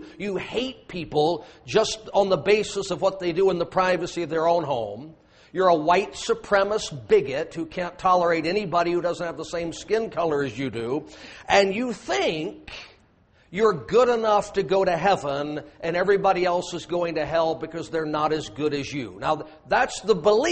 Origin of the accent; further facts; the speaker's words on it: United States; I'm an American